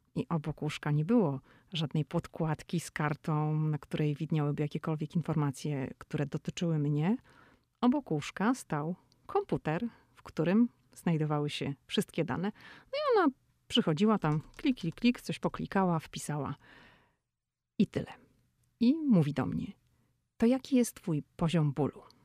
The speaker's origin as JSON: {"language": "Polish", "country": "Poland", "moved": "as an adult", "lives_now": "United States", "said": "ja jestem z Polski"}